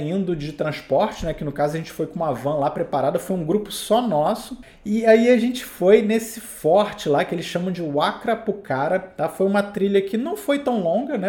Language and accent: Portuguese; Rio de Janeiro, Brazil; sou do Rio de Janeiro, eu tô aqui literalmente no nível do mar